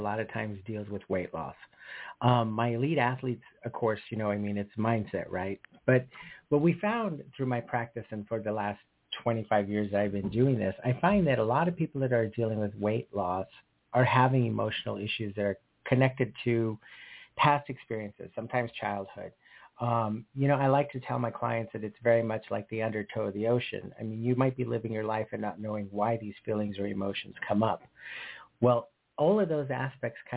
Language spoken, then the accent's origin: English; Sedona, Arizona, United States; moved away as an adult; now in Los Angeles, United States; So originally I was born and raised in Sedona, Arizona. I came to Los Angeles in 1986 to work for Delta Airlines as a flight attendant. And I've been here ever since.